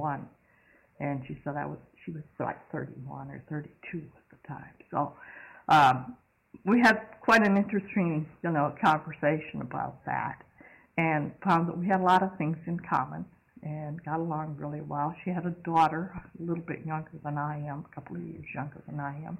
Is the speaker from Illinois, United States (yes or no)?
no; Western New York, United States; moved away; I grew up in Western New York